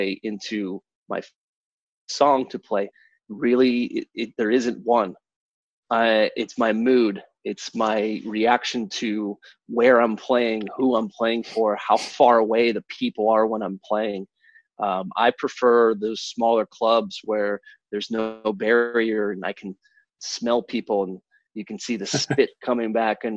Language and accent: English; Kalamazoo, Michigan, United States; also born or lived in Pittsburgh, Pennsylvania; when I moved from Pittsburgh, where my entire family moved, up to Michigan